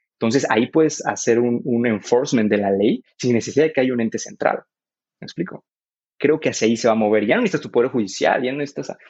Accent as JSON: {"language": "Spanish", "country": "Mexico"}